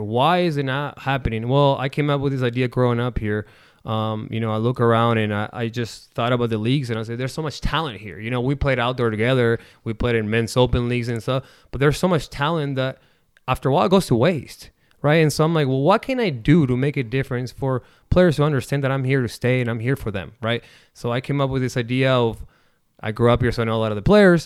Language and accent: English; Necochea, Buenos Aires Province, Argentina; now in Omaha, United States; I am from Necochea, um, born and raised. I came here, um, in nineteen ninety-nine